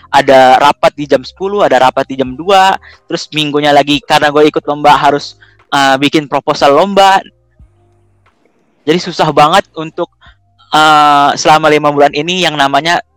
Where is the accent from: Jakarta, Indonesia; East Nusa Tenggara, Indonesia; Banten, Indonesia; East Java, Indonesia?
Jakarta, Indonesia; Perkenalkan semua … dan gue berasal dari Jakarta.